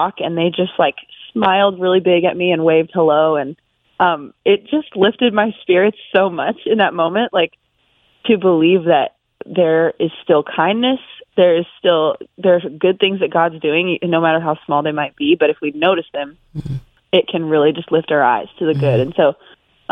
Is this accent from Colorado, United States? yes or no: yes; Colorado Springs, Colorado, United States; moved away as an adult; now in Nashville, United States; I grew up in Colorado Springs.